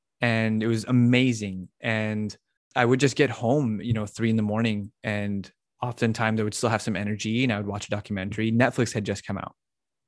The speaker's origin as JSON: {"language": "English", "town": "Las Cruces", "region": "New Mexico", "country": "United States", "said": "I'm from Las Cruces, New Mexico."}